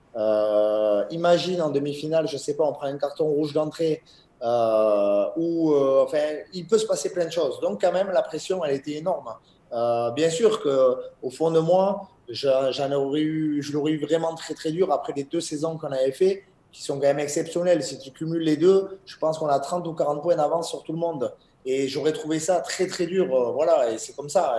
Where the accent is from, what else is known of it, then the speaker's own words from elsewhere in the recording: Bayonne, Nouvelle-Aquitaine, France; je suis natif de Bayonne